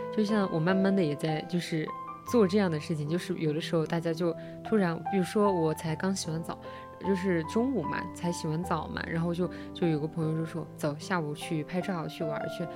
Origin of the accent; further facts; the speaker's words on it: Sichuan, China; 我们嗯。四川人